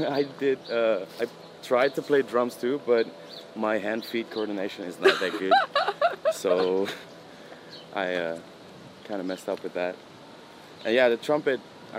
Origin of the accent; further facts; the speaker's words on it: Amsterdam, North Holland, Netherlands; born there; Yes, yeah. I was born in the Netherlands.